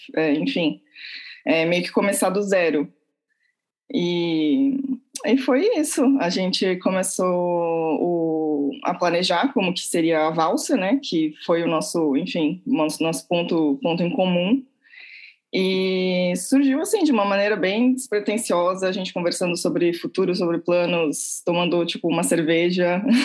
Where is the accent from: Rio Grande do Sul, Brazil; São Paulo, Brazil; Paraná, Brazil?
São Paulo, Brazil; Santos; moved away as an adult; now in Portugal; eu sou de Santos, nasci em Santos, litoral de São Paulo. Vivi lá a minha juventude inteira.